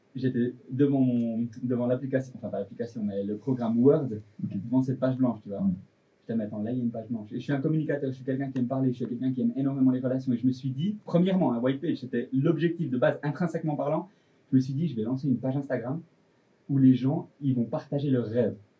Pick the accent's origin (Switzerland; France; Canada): Switzerland; Delémont, Jura; je venais du Jura de Lémont